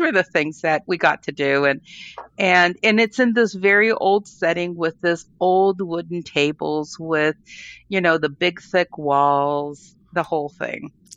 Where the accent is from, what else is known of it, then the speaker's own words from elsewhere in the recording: Colombia; also born or lived in United States; now in California, United States; I was born in Colombia. I lived part of my um, high school and college there, I came to the States, went back and forth